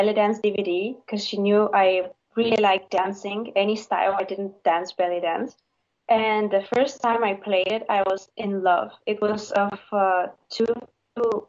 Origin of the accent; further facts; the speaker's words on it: Bulgaria; I'm from Bulgaria.